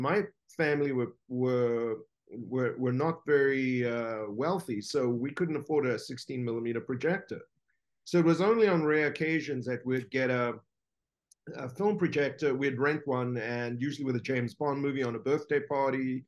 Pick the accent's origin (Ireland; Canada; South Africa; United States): South Africa; I grew up in South Africa